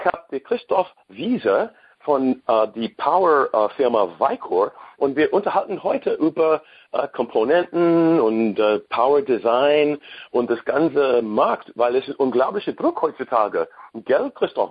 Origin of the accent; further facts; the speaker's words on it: United States; German is a second language; Ich bin Amerikaner sowieso